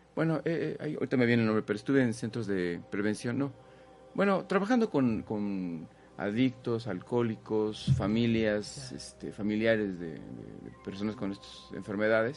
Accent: Mexico City, Mexico; Nací allá, en Chilangolandia

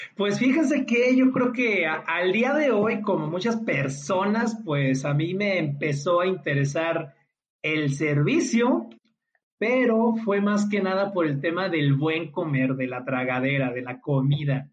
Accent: Mexico; como buen mexicano

